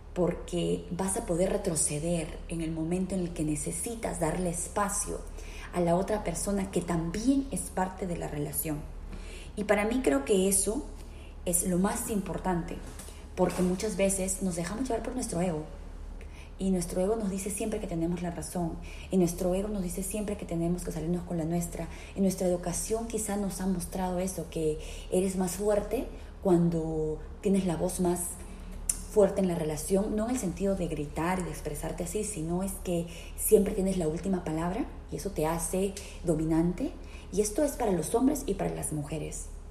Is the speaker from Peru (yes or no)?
yes; Peru; now in Philadelphia, United States; soy peruana de nacimiento, vivo en la ciudad de Filadelfia, aquí en los Estados Unidos